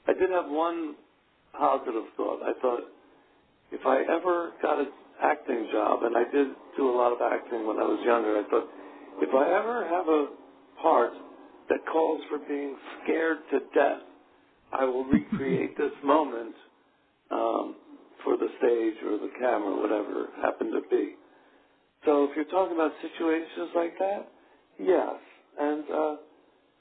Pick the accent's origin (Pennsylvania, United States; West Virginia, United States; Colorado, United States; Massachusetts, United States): Pennsylvania, United States; Philadelphia; growing up in Philadelphia